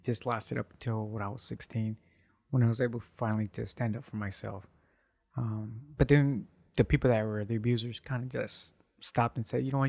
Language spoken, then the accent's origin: English; United States; I was born here in the U S